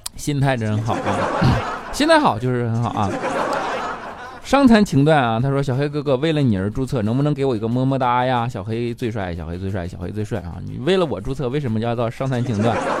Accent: Northeast China, China; 我是东北人

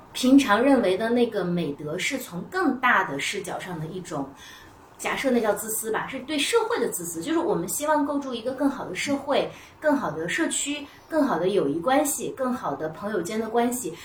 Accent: Northwest China, China; 或者就是我们西北人可能就比较粗放

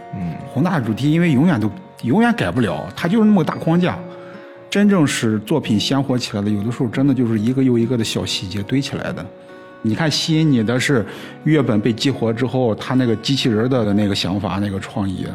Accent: China; 我们中国人

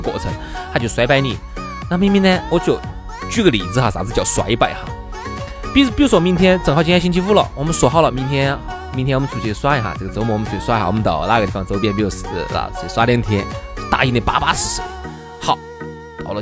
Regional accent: Chengdu, Sichuan, China; 我们成都

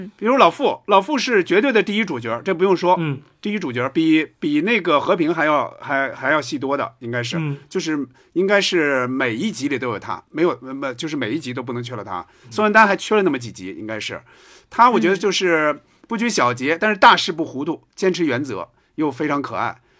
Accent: Hebei, China; 因为我就，我就是河北人嘛

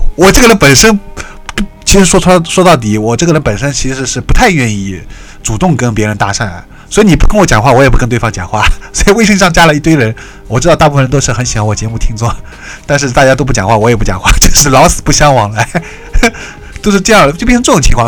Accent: Shanghai, China; 我是上海的

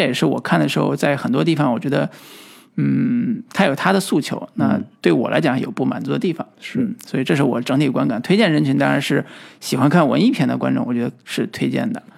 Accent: China; 我们，我们中国人，对吧嗯。本土的中国人

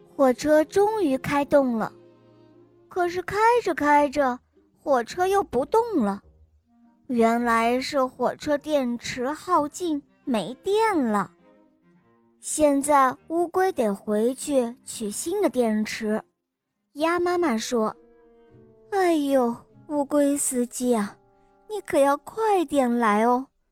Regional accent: Henan, China; 我今年快六岁了，我来自河南

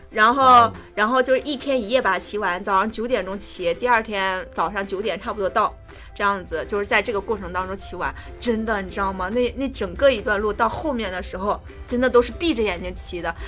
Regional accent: Tangshan, Hebei, China; 我家乡是唐山的

